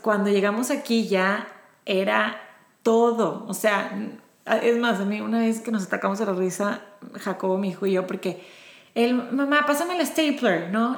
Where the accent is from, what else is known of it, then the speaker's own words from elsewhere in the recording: Monterrey, Nuevo León, Mexico; moved away as an adult; now in Houston, United States; Yo nací en Monterrey, México